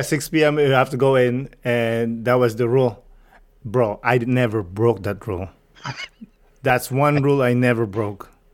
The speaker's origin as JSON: {"language": "English", "country": "Philippines", "tie": "born or raised there", "said": "I grew up in the Philippines"}